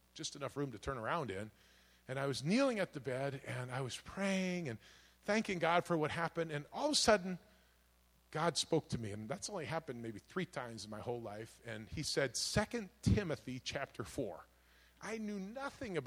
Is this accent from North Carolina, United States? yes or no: no; Green Bay, Wisconsin, United States; I grew up here in Green Bay